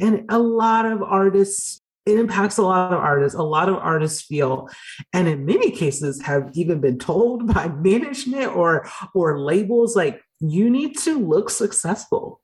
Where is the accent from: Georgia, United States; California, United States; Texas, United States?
Georgia, United States; I grew up in Georgia